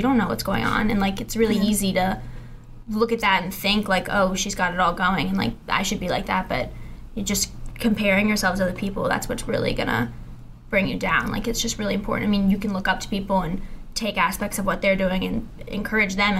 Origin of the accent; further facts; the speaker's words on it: Cincinnati, Ohio, United States; I'm from Cincinnati, Ohio